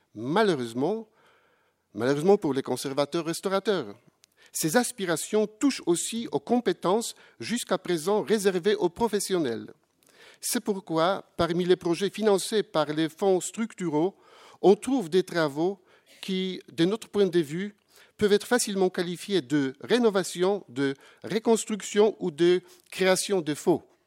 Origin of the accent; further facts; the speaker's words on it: Poland; je viens de la, de la Pologne